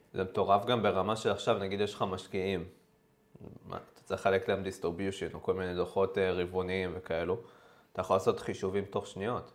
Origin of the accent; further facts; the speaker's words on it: Israel; אנחנו כישראלים